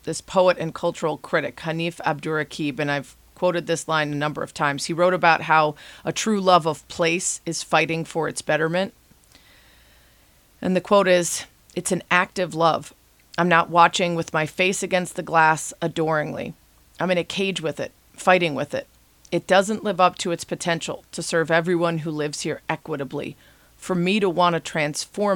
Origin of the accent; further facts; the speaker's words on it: town next to Highland Park, Illinois, United States; moved away; Highland Park, Illinois, which is the town right next to my hometown where I grew up